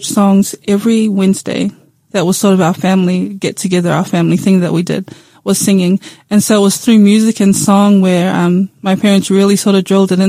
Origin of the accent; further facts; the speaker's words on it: Tokoroa, Waikato, New Zealand; I had a really good childhood, a really good upbringing in Tokoroa